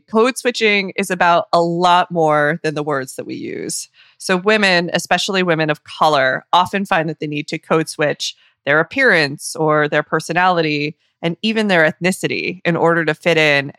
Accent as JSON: {"language": "English", "town": "Ithaca", "region": "New York", "country": "United States", "tie": "born or raised there", "said": "I grew up in Ithaca. I have some deep affiliation with the Ithaca scene."}